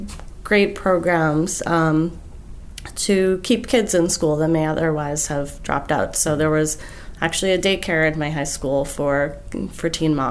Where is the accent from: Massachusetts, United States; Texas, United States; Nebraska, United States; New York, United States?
Massachusetts, United States; Brockton; moved away; I grew up in Brockton, Massachusetts, which is a town about 20 miles southeast of Boston